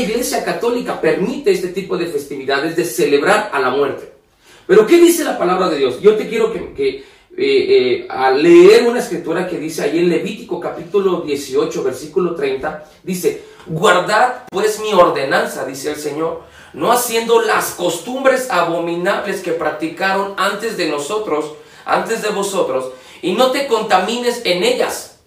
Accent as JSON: {"language": "Spanish", "country": "Mexico", "said": "nosotros como mexicanos"}